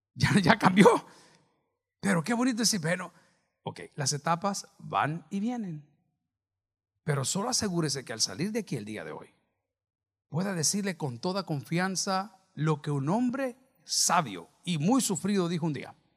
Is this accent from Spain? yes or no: no; El Salvador